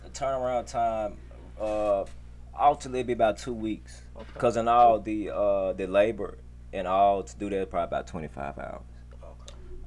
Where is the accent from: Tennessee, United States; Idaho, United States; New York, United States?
Tennessee, United States; Memphis; I'm from Memphis